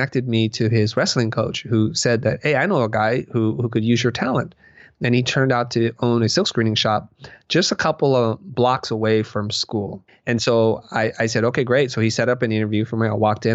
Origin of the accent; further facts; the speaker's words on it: Silicon Valley, California, United States; I am growing up in Silicon Valley